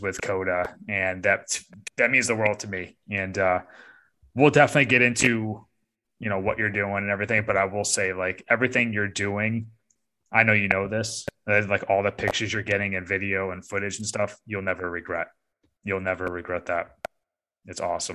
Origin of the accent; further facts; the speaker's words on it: upstate New York, United States; now in Raleigh-Durham, United States; I'm from upstate New York